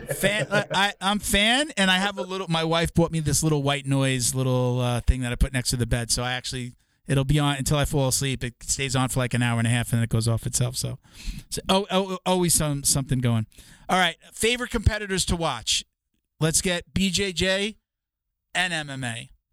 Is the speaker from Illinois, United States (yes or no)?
no; New York, United States; now in Florida, United States; I'm from New York originally too, so I'm like a Northeast guy.